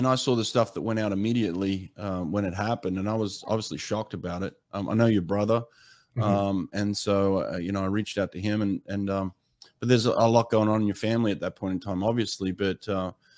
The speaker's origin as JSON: {"language": "English", "country": "Australia", "tie": "born or raised there", "said": "I grew up in Australia"}